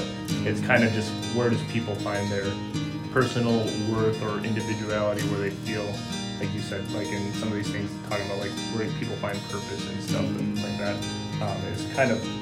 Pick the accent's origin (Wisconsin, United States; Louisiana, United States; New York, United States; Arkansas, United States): Wisconsin, United States; Eau Claire; also born or lived in North Dakota / Minneapolis; from the Eau Claire, Wisconsin